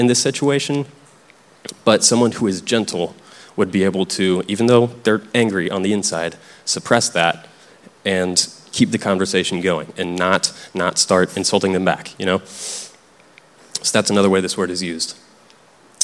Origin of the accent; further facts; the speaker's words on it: Tennessee, United States; I grew up in Tennessee, and this is something I heard growing up